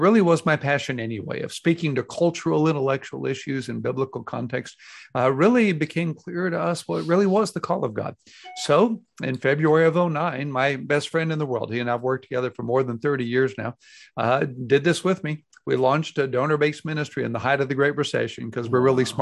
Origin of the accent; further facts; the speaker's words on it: Houston, Texas, United States; now in Dallas, United States; I grew up in Houston, Texas, in a loving home